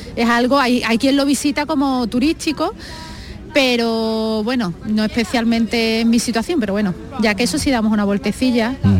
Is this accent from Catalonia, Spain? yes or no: no; Seville, Andalusia, Spain; soy cristiana y ante todo soy española, sevillana